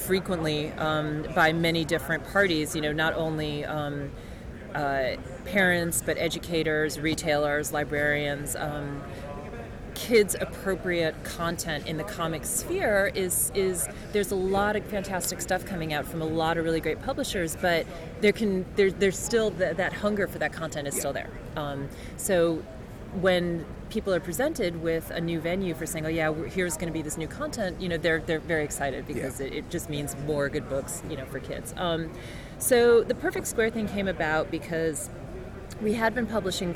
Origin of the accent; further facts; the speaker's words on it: St. Louis, Missouri, United States; moved away as an adult; now in New York, United States; Originally, I'm from St. Louis